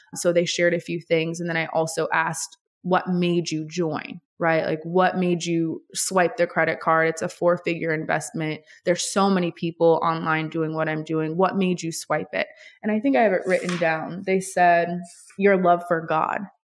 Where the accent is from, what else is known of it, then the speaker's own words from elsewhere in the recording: Honolulu, Hawaii, United States; also born or lived in New York; now in Los Angeles, United States; So, I was born and raised in Honolulu, Hawaii. I'm an island girl